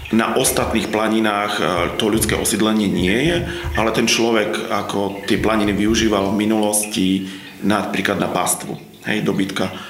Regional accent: Slovakia; moved away; ja som vyrastal v Tatrách

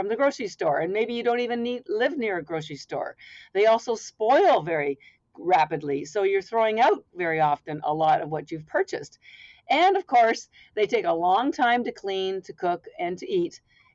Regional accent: Canada; now in Boston, United States; I'm actually Canadian by birth, although I've lived in Boston, Massachusetts for 33 years

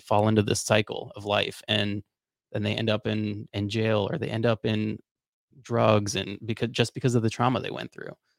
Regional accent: Florida, United States; I grew up in Florida.

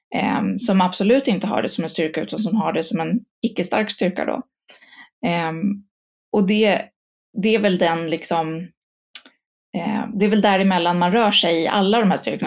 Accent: Stockholm, Stockholm County, Sweden; jag är stockholmare. Eh, born and raised

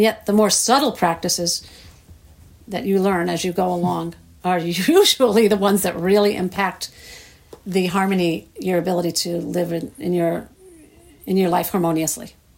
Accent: New York, United States; moved away; growing up in New York

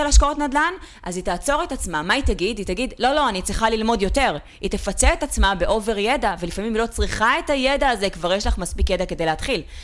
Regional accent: Ramat Gan, Tel Aviv District, Israel; נולדתי בפאקינג רמת עמידר ברמת גן

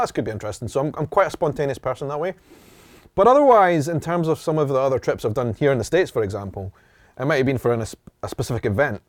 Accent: Edinburgh, Scotland, United Kingdom; I am from Edinburgh in Scotland, this Ed, Scotland's capital city

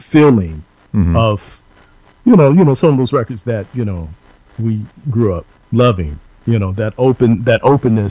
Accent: Dallas, Texas, United States; the neighborhood that we grew up in Dallas

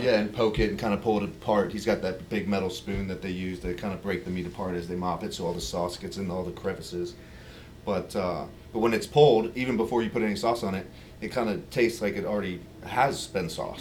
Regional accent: Virginia, United States; I'm from Virginia. You know, we were in Virginia, and people love pork

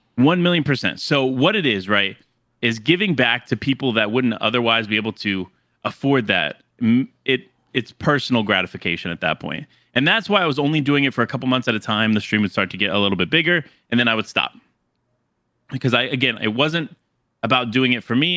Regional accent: Florida, United States; moved away as an adult; also born or lived in New York City area; now in near New York City, United States; born and raised in Florida

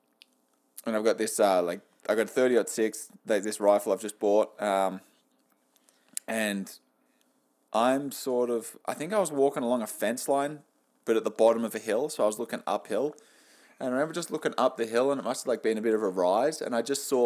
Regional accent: Australia; now in Canada; being Australian in Canada

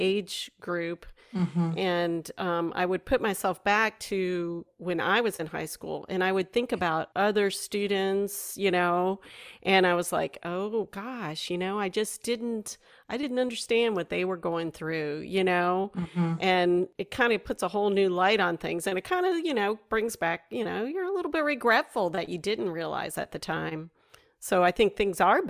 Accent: South Florida, United States; moved away; I grew up in South Florida for a while, and I was born down here

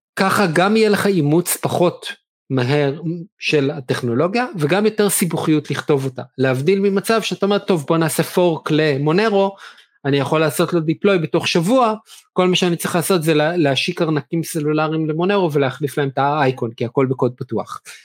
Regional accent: Israel; לנו בתור ישראלים

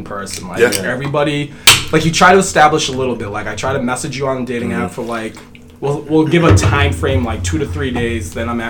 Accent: Boston, Massachusetts, United States; accent: Boston; my Boston accent

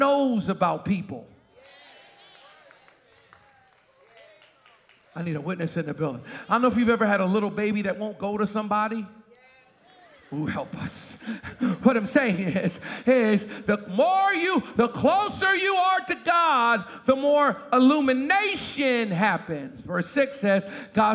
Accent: Boston, Massachusetts, United States; moved away; I was raised in Boston

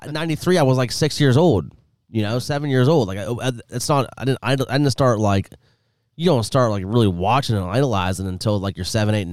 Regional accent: Pittsburgh, Pennsylvania, United States; as a kid who was born in 86, you know, and I love my hometown teams, right?

